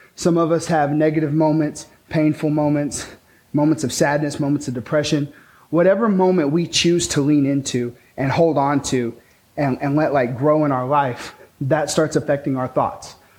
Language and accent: English; Pecos, Texas, United States; also born or lived in Taylor, Texas; I grew up in Pecos, Texas, uh, where there's like cantaloupe and tumbleweeds and dirt and oil.